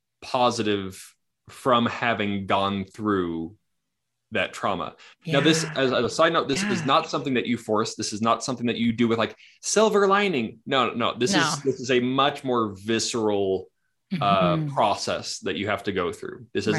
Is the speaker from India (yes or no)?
no; Kamloops, British Columbia, Canada; also born or lived in Missouri (parents); now in Utah, United States; British Columbia, Kamloops.